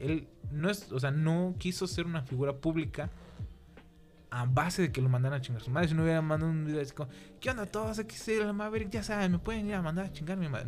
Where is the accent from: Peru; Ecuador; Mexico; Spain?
Mexico